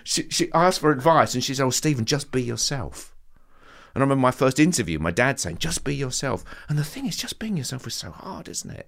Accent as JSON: {"language": "English", "town": "Southend-on-Sea", "region": "East of England", "country": "United Kingdom", "said": "I'm a boy from Southend"}